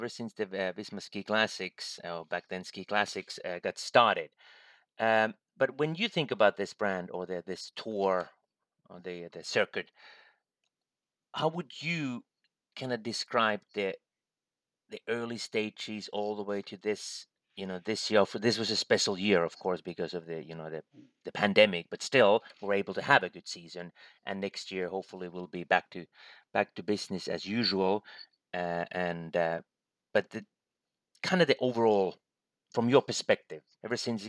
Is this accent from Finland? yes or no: yes; Finland; my home country, Finland